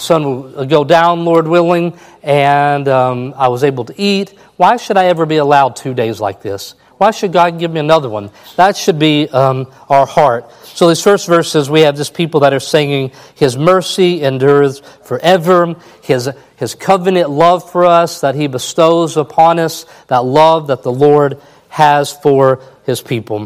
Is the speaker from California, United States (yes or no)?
no; Kentucky, United States; I'm from Kentucky.